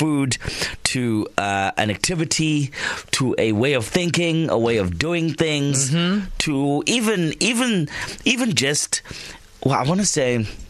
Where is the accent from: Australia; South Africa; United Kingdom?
South Africa; we're South African